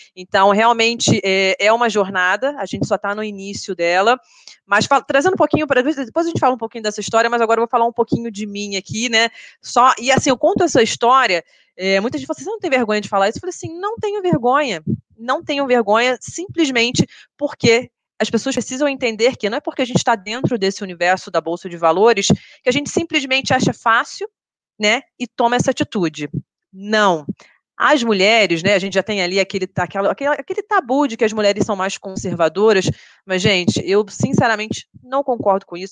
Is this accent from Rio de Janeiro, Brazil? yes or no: yes; Rio de Janeiro, Brazil; moved away as an adult; now in São Paulo, Brazil; A gente fala que a gente é carioca